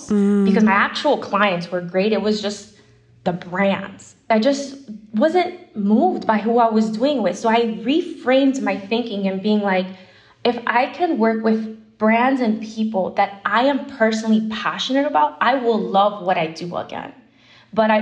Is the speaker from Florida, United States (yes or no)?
yes; Miami, Florida, United States; moved away as an adult; now in New York, United States; I'm originally from Miami, and I come from Cuban background